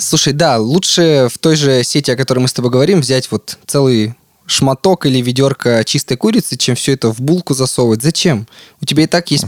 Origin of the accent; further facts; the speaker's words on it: Yekaterinburg, Sverdlovsk Oblast, Russia; которое мы делали здесь в Екатеринбурге, а я из Екатеринбурга.